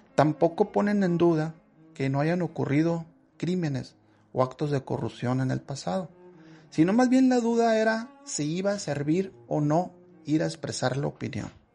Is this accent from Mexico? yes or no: yes; Mexico; nosotros como nación mexicana eh, no estamos consolidados todavía